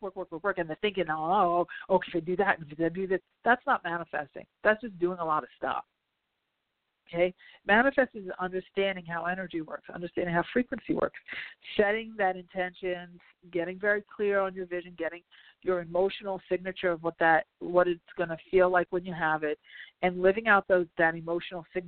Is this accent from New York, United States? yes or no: no; New Jersey, United States; I'm from Jersey